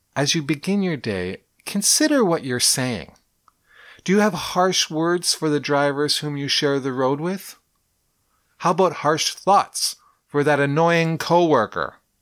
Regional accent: Canada; I'm a Canadian, eh? That's my culture anyways

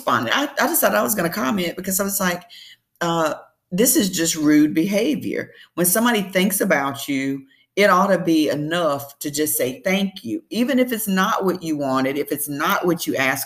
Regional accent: the South, Southern United States, United States; I'm a Southerner, Southern Belle, born and bred

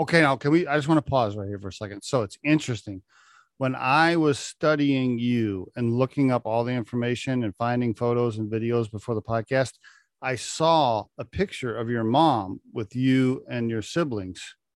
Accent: Oklahoma, United States; I grew up in Oklahoma, coincidentally, uh, right next to Kansas

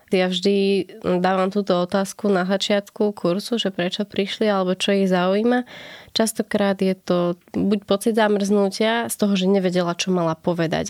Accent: Brezová pod Bradlom, Trenčín Region, Slovakia; now in Bratislava, Slovakia; pochádzam z Kopanic, som z Brazovej pod Bradlom

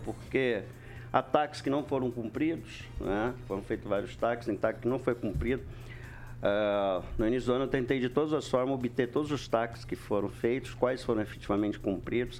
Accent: Brazil; eu sou nascido na Alvorada

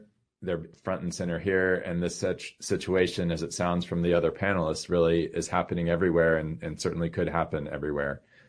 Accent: Austin, Texas, United States; when I grew up in Austin

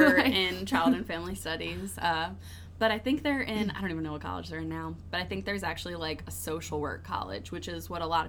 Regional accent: New Orleans, Louisiana, United States; I'm from New Orleans

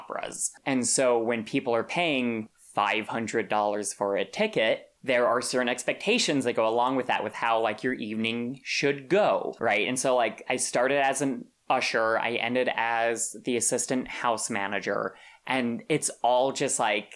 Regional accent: Santa Fe, New Mexico, United States; moved away; I'm from Santa Fe, New Mexico, which is, I think, the most beautiful state in the union

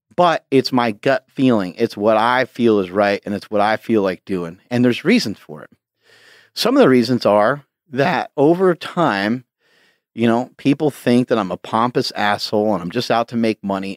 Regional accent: Poughkeepsie, New York, United States; I grew up in an area called Poughkeepsie, New York

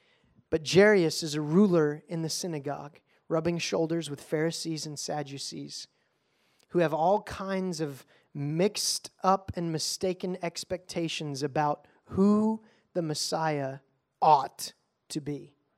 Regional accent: Bossier City, Louisiana, United States; born there; I was born on Barksdale Air Force Base in Bossier, Louisiana.

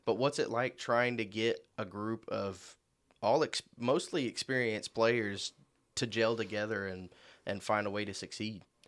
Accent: Marion, Illinois, United States; I'm from Marion, Illinois

